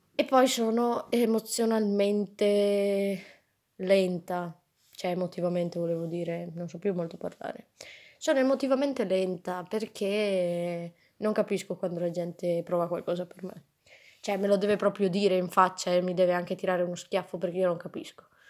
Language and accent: Italian; Pordenone, Friuli-Venezia Giulia, Italy; moved away; also born or lived in Trento; sono di Pordenone, nessuno sa dove sia